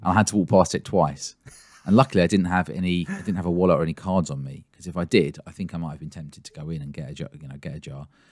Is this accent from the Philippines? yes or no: no; England, United Kingdom; I'm English, not Scottish